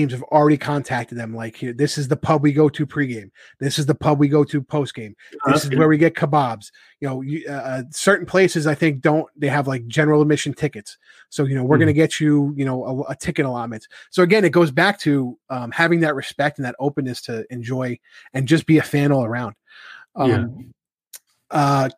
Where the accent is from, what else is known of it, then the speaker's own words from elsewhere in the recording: New York, United States; I'm like, New York